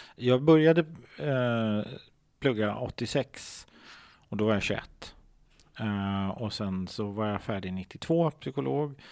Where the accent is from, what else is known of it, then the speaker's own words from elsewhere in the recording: Stockholm, Stockholm County, Sweden; Jag är uppvuxen i Hässelby gård.